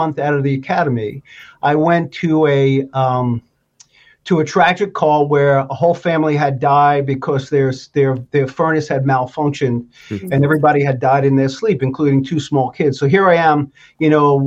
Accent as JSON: {"language": "English", "town": "New York City", "region": "New York", "country": "United States", "tie": "born or raised there", "moved": "as an adult", "lives_now": "Vermont, United States", "said": "I grew up in New York City"}